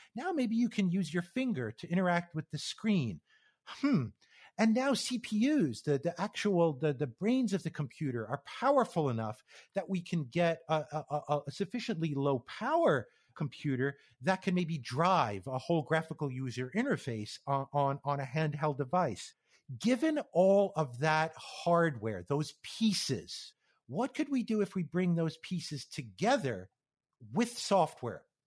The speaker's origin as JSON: {"language": "English", "region": "New York area", "country": "United States", "tie": "born or raised there", "also_born_or_lived": "Connecticut / Phoenix, Arizona", "moved": "as an adult", "said": "I grew up in the New York area on the east coast"}